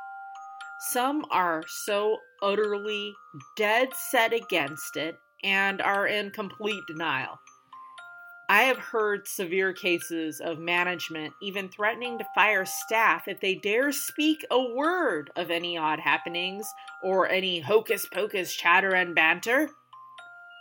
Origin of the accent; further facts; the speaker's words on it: United States; also born or lived in New Mexico / Colorado / North Carolina; I grew up in New Mexico and Colorado